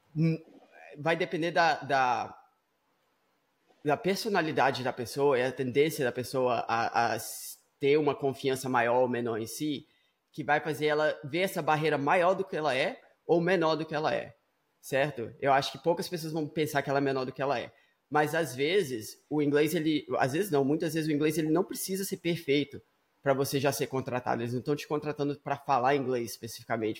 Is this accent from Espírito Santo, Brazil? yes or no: yes; Vitória, Espírito Santo, Brazil; now in United States; eu estava aí no Brasil, eu nasci em Vitória, no Espírito Santo.